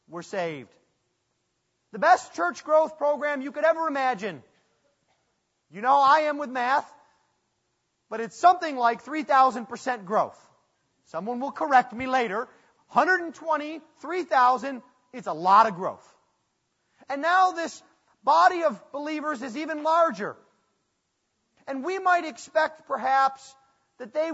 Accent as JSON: {"language": "English", "town": "Buffalo", "region": "New York", "country": "United States", "moved": "yes", "said": "I'm from Buffalo"}